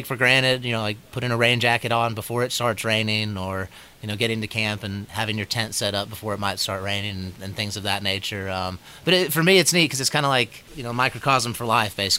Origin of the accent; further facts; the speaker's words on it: Waynesville, North Carolina, United States; I grew up in Waynesville, North Carolina, near Asheville